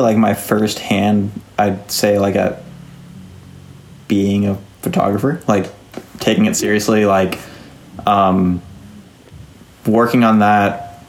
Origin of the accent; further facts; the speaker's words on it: Los Angeles, California, United States; growing up in Los Angeles. Like, I grew up in La Crescenta, which is like Northeast LA, Glendale, up in the mountains.